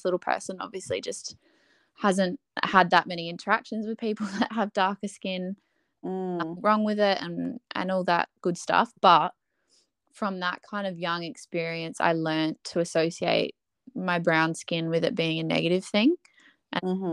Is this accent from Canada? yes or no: no; Adelaide, South Australia, Australia; I was born in Adelaide, here in Salisbury